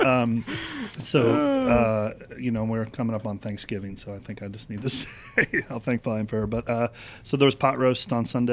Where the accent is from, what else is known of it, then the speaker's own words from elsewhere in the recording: Philadelphia, Pennsylvania, United States; now in Atlanta, United States; we grew up in Philadelphia